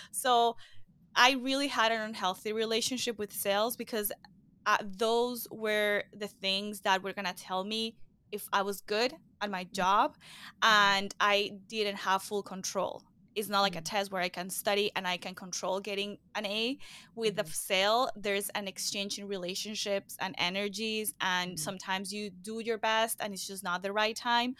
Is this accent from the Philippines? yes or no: no; Venezuela; now in Miami, United States; I'm originally from Venezuela. I live in Miami, Florida.